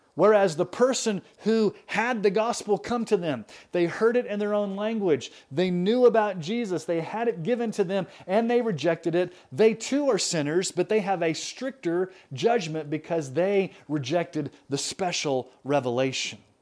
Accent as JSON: {"language": "English", "country": "United States", "tie": "born or raised there", "said": "I grew up in America."}